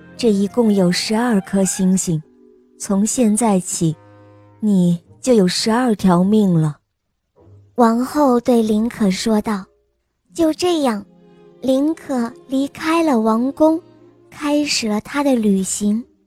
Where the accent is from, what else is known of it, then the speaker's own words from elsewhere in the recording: Chongqing, China; 今年六岁了，我来自重庆